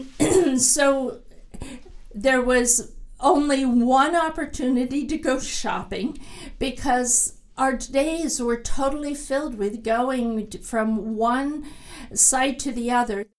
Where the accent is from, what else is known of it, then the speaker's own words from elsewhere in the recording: Pennsylvania, United States; I grew up camping in the Pennsylvania woods